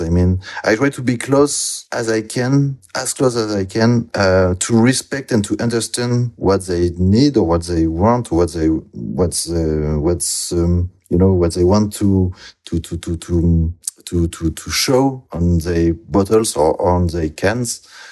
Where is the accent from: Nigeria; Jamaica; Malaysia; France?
France; near Bordeaux, Nouvelle-Aquitaine; English is a second language; moved away as an adult; also born or lived in Toulouse, France / Angoulême, France; now in Brussels, Belgium; I'm from France, from some, southwest France, uh, near Bordeaux.